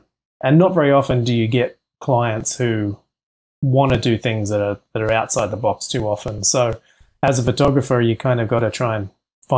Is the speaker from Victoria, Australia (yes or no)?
no; Central Coast, New South Wales, Australia; now in Los Angeles, United States; I grew up in a small area called the Central Coast, and it's just north of Sydney.